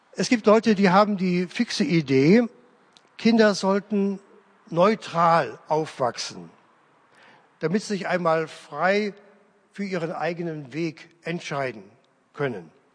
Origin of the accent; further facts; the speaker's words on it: Leverkusen, North Rhine-Westphalia, Germany; moved away; in meiner alten Heimatgemeinde in Leverkusen-Opladen